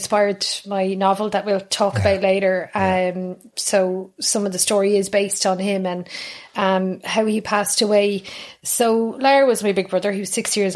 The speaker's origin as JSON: {"language": "English", "town": "Dublin", "region": "Leinster", "country": "Ireland", "tie": "born or raised there", "moved": "as an adult", "lives_now": "Kilkenny, Ireland", "said": "I grew up in North Dublin, so I'm a North Sider as well. North Dublin, a place called Raheny"}